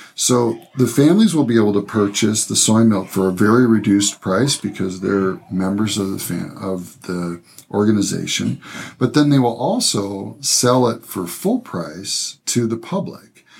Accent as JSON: {"language": "English", "region": "Michigan", "country": "United States", "tie": "born or raised there", "said": "actually from Michigan, actually from my hometown in Michigan."}